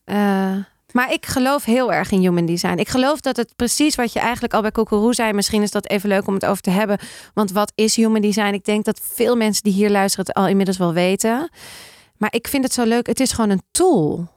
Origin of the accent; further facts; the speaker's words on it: Amsterdam, North Holland, Netherlands; Ik ben opgegroeid in Amsterdam. Weet je, ik kom daar vandaan.